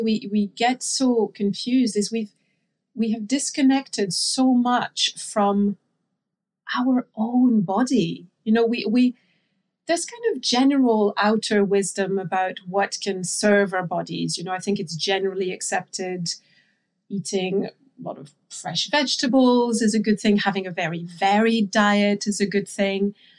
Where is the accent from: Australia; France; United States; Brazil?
France; moved away; I grew up in France, so I'm, I'm, I'm French.